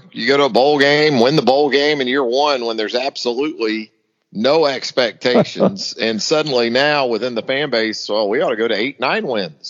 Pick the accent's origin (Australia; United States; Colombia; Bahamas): United States; Northeast Florida; growing up in Northeast Florida